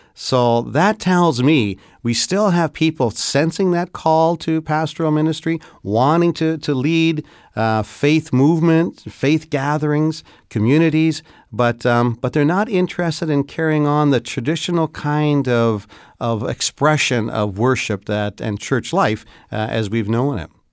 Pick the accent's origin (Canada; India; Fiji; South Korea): Canada; particularly as a Canadian